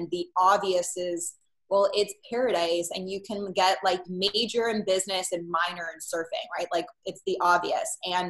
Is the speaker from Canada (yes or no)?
yes; Oakville, Ontario, Canada; moved away as an adult; also born or lived in Etobicoke / Oahu, Hawaii; I was born in Etobicoke, and when I was about 3 weeks old, moved to Oakville. And that's really where I was raised. I lived there till I was 18. And then I moved to the island of Oahu in Hawaii